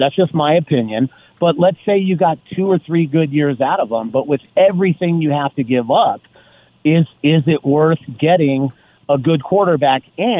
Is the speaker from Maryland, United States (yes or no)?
no; Las Vegas, Nevada, United States; Born and raised in Vegas. I'll be 56 awesome. In 3 weeks